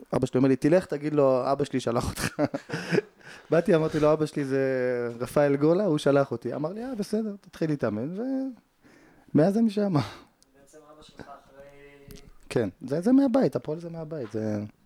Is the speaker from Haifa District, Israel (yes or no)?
no; Jerusalem, Jerusalem District, Israel; גדלתי בשכונת פת, שזה בסמוך לשכונת קטמון, אה, לפני שעולים לגילו